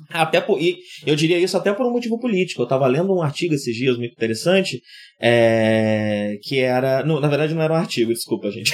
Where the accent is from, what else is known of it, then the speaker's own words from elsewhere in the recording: Brazil; a gente como brasileiro sabe bem